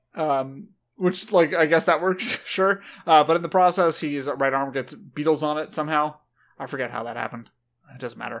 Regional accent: SoCal, California, United States; growing up around SoCal bros

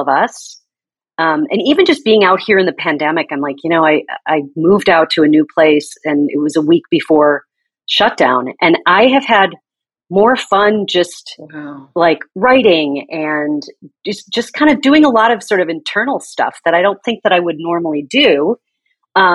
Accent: Chicago, Illinois, United States; moved away as an adult; also born or lived in San Francisco; I grew up in Chicago, a suburb of Chicago. I left when I was 22 to move to San Francisco

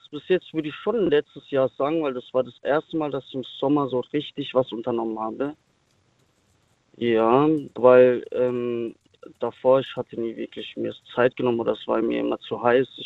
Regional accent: Sinsheim, Baden-Württemberg, Germany; ich komme aus Württemberg.

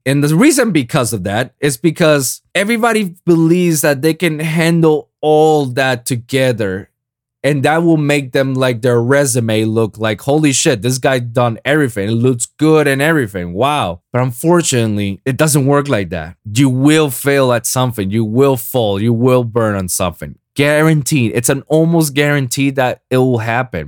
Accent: Puerto Rico; now in South Florida, United States; my hometown, Puerto Rico

